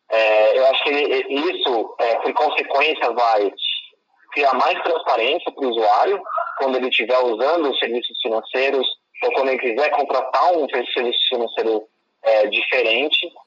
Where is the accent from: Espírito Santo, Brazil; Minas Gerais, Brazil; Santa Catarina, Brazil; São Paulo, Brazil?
São Paulo, Brazil; Campinas; moved away as an adult; also born or lived in Florida, United States / China; eu cresci em Campinas